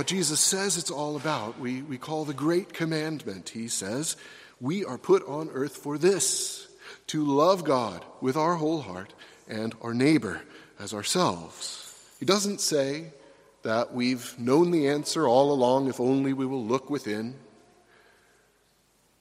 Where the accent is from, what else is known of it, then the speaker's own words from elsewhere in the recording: United States; Americans like me